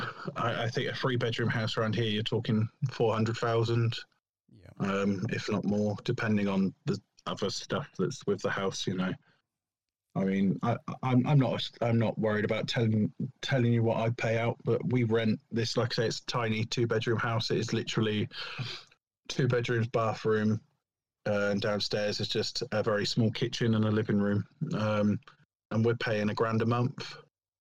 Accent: Didcot, South East England, United Kingdom; I grew up in Didcot, but we're in a village just outside Didcot now.

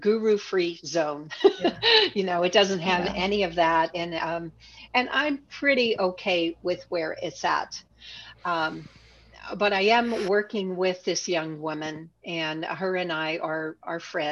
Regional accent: Pittsburgh, Pennsylvania, United States; accent: Pittsburgh; I'm from Pittsburgh, I have a Pittsburgh accent

